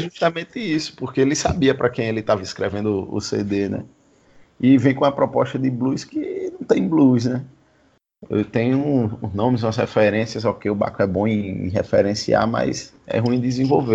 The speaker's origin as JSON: {"language": "Portuguese", "town": "Maceió", "region": "Alagoas", "country": "Brazil", "said": "sou do Village"}